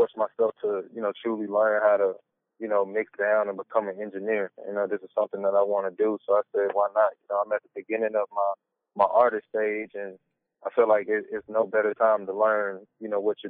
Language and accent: English; the South, United States; You know, like I said, I'm from the South, and, you know, just South music has always had that bounce